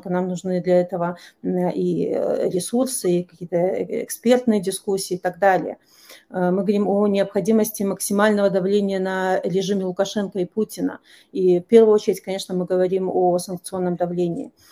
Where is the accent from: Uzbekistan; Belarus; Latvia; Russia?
Belarus